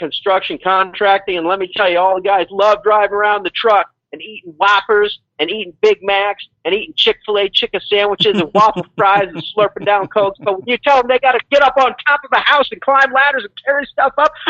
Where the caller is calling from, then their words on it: Mexico; in Mexico.